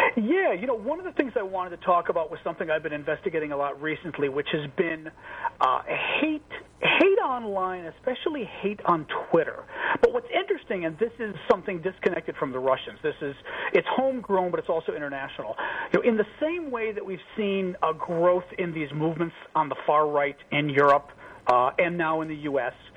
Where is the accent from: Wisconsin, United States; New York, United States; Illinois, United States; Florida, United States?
Illinois, United States; Chicago; I'm from Chicago